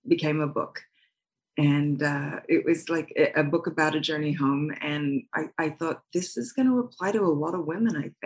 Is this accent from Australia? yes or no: yes; Australia; moved away; also born or lived in Hawaii; I grew up on a beach in Australia